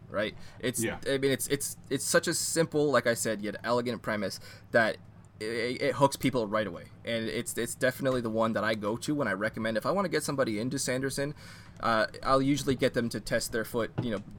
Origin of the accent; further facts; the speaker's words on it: Canada; As a Canadian who grew up, you know, kind of immersed in a lot of the French language and culture